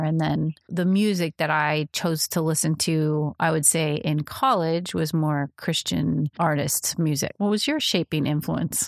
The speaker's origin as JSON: {"language": "English", "region": "Midwest", "country": "United States", "tie": "born or raised there", "said": "I was raised in the Midwest"}